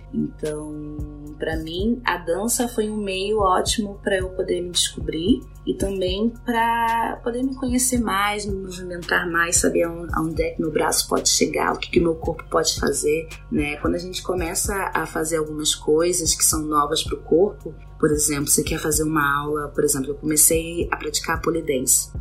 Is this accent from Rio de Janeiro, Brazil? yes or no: yes; Rio de Janeiro, Brazil; moved away as an adult; also born or lived in Luanda, Angola; now in São Paulo, Brazil; Nasci em Angola, em Luanda, fui criada no Rio de Janeiro desde pequena e atualmente eu moro em São Paulo